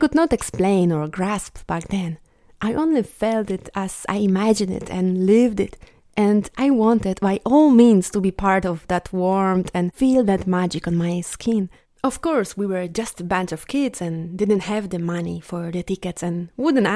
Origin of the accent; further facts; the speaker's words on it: Poland; my hometown turned into a jazz capital of Poland